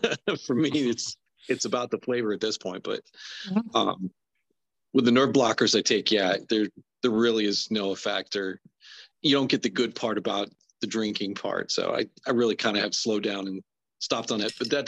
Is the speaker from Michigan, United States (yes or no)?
no; Delta, Pennsylvania, United States; also born or lived in Sicklerville, New Jersey; Delta, Pennsylvania. It's a small little town about 5 minutes from the border of Maryland.